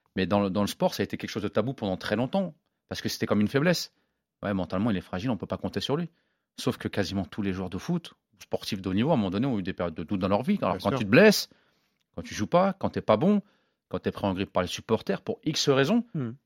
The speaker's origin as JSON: {"language": "French", "town": "Évreux", "region": "Normandy", "country": "France", "said": "moi, je suis d'Evreux"}